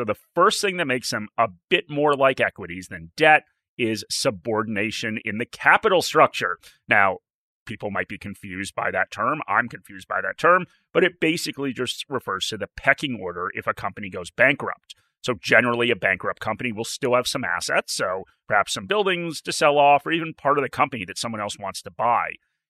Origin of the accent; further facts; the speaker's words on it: outside of New York, United States; now in Australia; I grew up outside of New York.